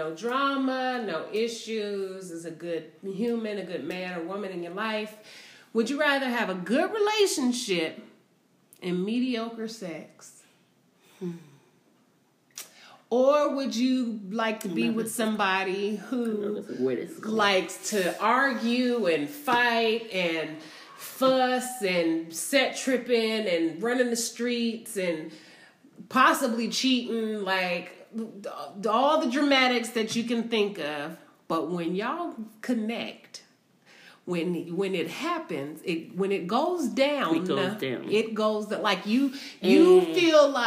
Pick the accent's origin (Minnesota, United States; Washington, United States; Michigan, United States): Washington, United States; Seattle; growing up in Seattle